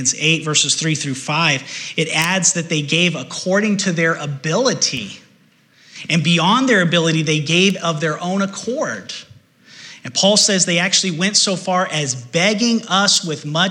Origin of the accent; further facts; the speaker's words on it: United States; as American Christians